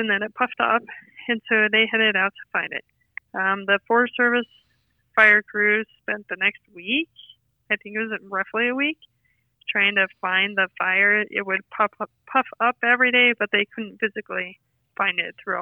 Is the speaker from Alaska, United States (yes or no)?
no; Dubois, Wyoming, United States; I grew up in Du Bois, and I went